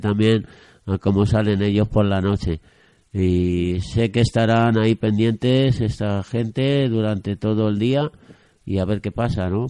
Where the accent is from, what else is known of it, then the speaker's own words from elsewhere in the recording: Spain; como aborregados españoles o de este país